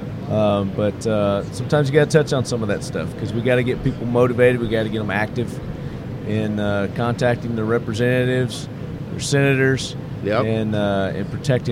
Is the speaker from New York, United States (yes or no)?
no; Tennessee, United States; I'm from Tennessee